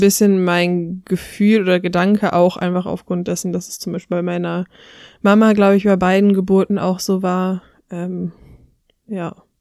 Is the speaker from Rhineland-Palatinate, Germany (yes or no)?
no; near Cologne, North Rhine-Westphalia, Germany; ich komme aus der Nähe von Köln